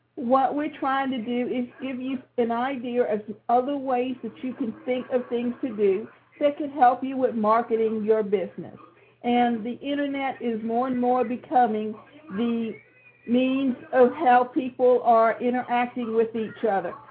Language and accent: English; Savannah, Georgia, United States; my hometown, which is Savannah, Georgia. And so the picture that defines me is the one that's a fountain that's in Forsyth Park where I grew up